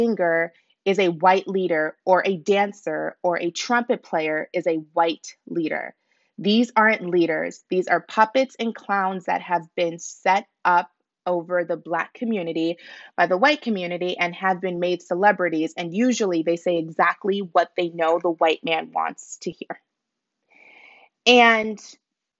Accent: Nigeria; I'm Nigerian myself

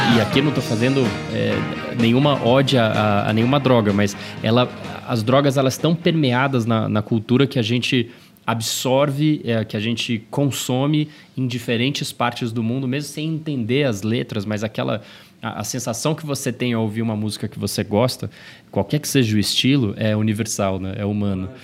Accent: São Paulo, Brazil; also born or lived in Brasília; falando como paulistano

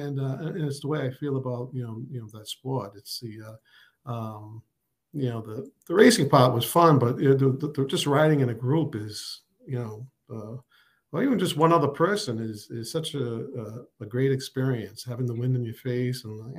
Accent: North Providence, Rhode Island, United States; I drew on all sorts of characters I had met, growing up in North Providence. It was a heavy Italian American population, and a lot of like first generation Italians

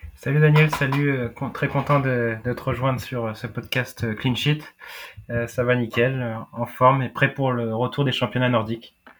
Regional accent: France; je suis français, j'ai pas d'origine euh, nordique

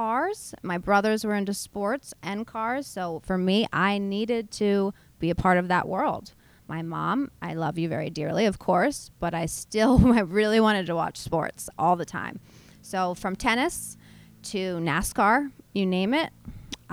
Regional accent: outside of Philadelphia, Pennsylvania, United States; I am from outside of Philly

